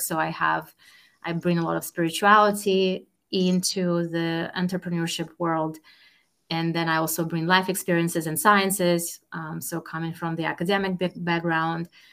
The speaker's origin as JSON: {"language": "English", "country": "Russia", "tie": "born or raised there", "moved": "as an adult", "lives_now": "Boston, United States", "said": "I was born and raised in Russia"}